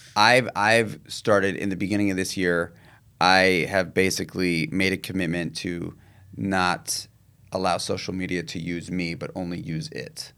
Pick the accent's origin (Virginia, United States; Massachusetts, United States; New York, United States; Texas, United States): New York, United States; New York City; I grew up in Manhattan. I grew up in New York City